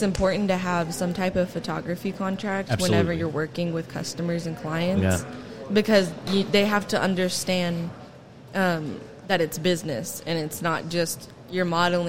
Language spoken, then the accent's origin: English; Fort Smith, Arkansas, United States; Fort Smith, Arkansas.